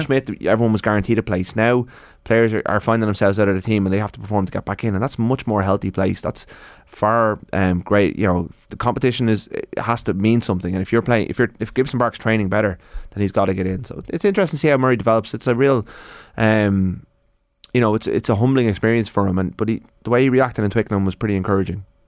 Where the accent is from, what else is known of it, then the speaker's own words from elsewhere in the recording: Ireland; as an Irish person